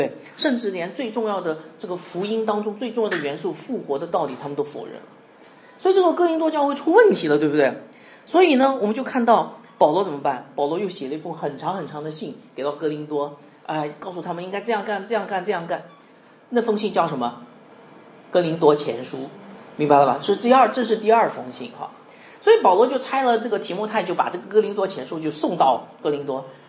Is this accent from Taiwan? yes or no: no; Shenzhen, Guangdong, China; now in Guangzhou, China; 那现在是我们这里是广州，就我们从我从深圳来哈，应该深圳非常的呃，就是贸易非常的发达